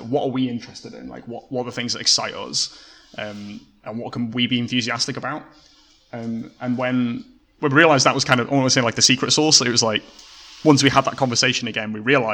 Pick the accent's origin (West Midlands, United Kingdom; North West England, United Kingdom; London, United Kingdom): North West England, United Kingdom; Cumbria; moved away; also born or lived in Oxford; Matthew went back up to our kind of homeland in the north. We're both from Cumbria originally.